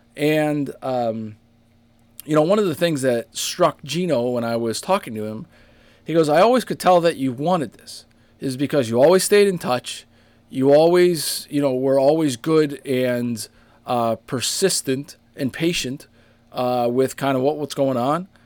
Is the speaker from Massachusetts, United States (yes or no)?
yes; Boston, Massachusetts, United States; now in Rhode Island, United States; in my hometown too